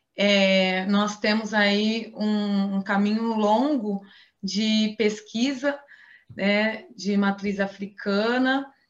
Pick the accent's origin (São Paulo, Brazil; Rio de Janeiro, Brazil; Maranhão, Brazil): São Paulo, Brazil; Ribeirão Preto; born or raised there